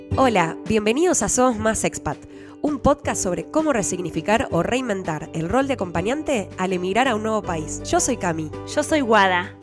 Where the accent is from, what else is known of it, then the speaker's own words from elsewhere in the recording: Buenos Aires, Argentina; moved away as an adult; also born or lived in New York; now in Switzerland; nací y me crié siempre en Buenos Aires, estudié en Buenos Aires